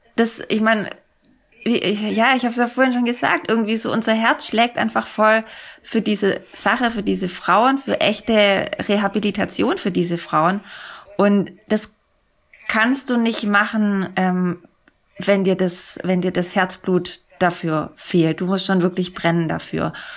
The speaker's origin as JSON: {"language": "German", "town": "Sindelfingen", "region": "Baden-Württemberg", "country": "Germany", "said": "in Sindelfingen, Böbling, wo ich herkomme"}